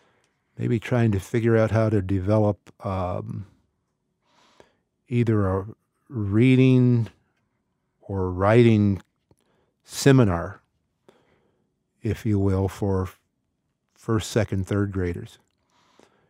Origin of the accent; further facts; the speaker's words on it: Canton, Ohio, United States; somebody like me growing up in Canton, Ohio